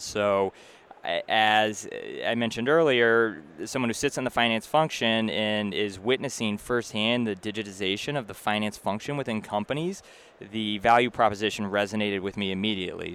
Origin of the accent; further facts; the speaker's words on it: Massachusetts, United States; moved away as an adult; also born or lived in New York; now in Boston, United States; I grew up in Massachusetts originally, so I was happy to come home